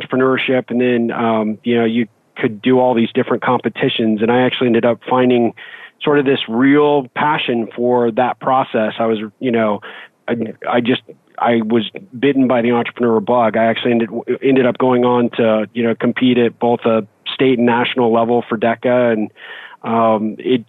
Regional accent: Albuquerque, New Mexico, United States; moved away; I'm originally from Albuquerque

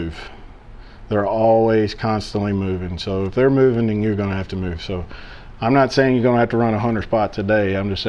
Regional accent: Chapel Hill, Tennessee, United States; I'm from Chapel Hill, Tennessee. Born and raised here, lived here most of my life.

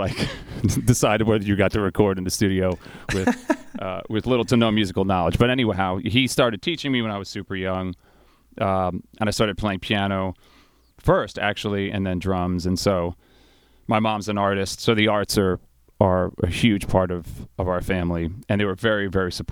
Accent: Holbrook, New York, United States; moved away as an adult; also born or lived in North Carolina; now in Raleigh, United States; born and raised on Long Island, and my dad was a professional drummer. So growing up super young, we grew up in Holbrook

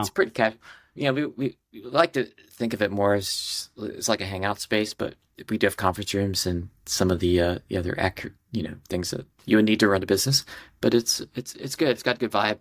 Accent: Ohio, United States; moved away as an adult; also born or lived in San Diego / Los Angeles / Minneapolis; now in New York, United States; I grew up in Ohio, very normal, sort of, uh, Midwestern

